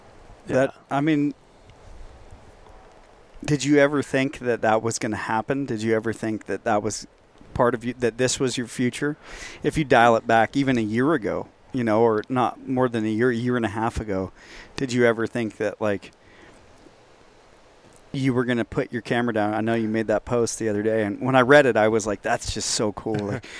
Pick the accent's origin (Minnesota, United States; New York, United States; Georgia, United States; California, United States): California, United States; moved away; I'm sure anyone from California listening can relate to what I'm saying, because they're living it constantly. And that's part of the reason why I left.